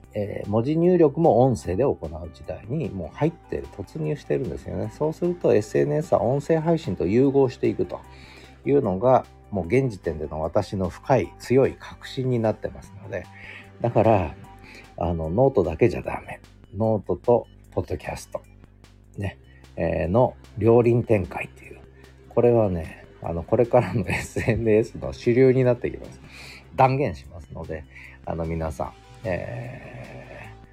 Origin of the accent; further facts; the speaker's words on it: Tochigi, Japan; moved away; 私が、えー、幼少の頃栃木で過ごした